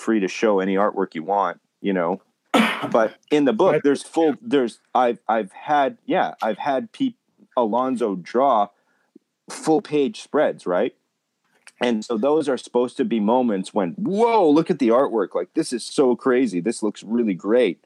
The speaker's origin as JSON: {"language": "English", "town": "Winnipeg", "region": "Manitoba", "country": "Canada", "tie": "born or raised there", "said": "my hometown in Winnipeg, my high school did like a thing"}